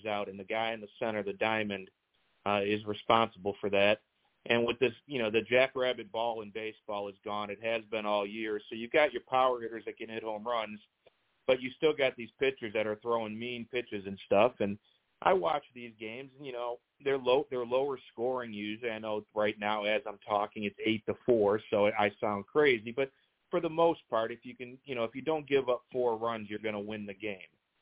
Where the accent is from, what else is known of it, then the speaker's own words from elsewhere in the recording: Cleveland, Ohio, United States; now in Tampa Bay, United States; I grew up in Cleveland